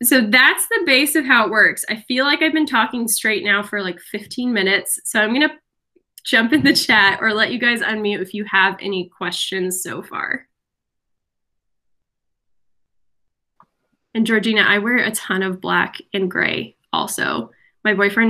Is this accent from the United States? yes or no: no; Brazil; moved away; my home country. I'm Brazilian.